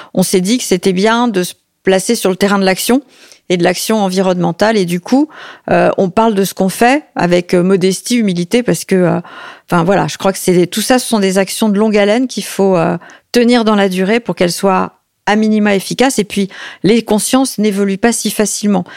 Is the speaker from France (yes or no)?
yes; Paris, Île-de-France, France; J'ai grandi à l'Opéra de Paris